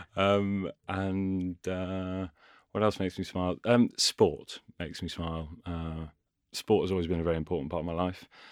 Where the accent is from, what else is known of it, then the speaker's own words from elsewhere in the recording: Ashby-de-la-Zouch, East Midlands, United Kingdom; also born or lived in Cheshire; now in London, United Kingdom; I was born and grew in Cheshire and lived there for a bit. And then Leicestershire is sort of my home